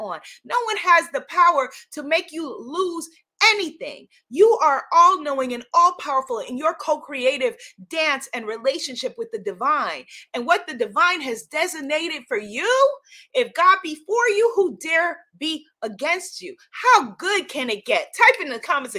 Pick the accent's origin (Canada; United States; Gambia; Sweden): United States; New York; as a New Yorker